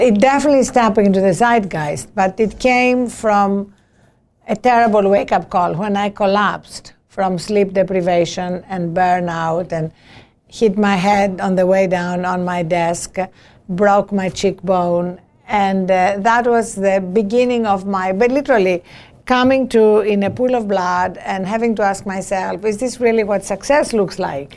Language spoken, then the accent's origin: English; Greece; born or raised there; English is a second language; now in United States